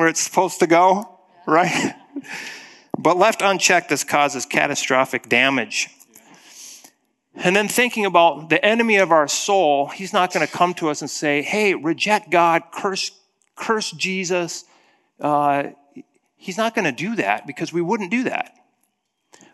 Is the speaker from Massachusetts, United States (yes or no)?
no; Black Hills of South Dakota, United States; growing up in the Black Hills of South Dakota